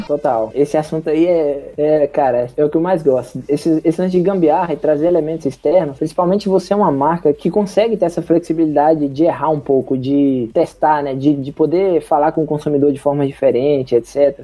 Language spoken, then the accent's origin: Portuguese; interior of Bahia, Brazil; eu sou do interior da Bahia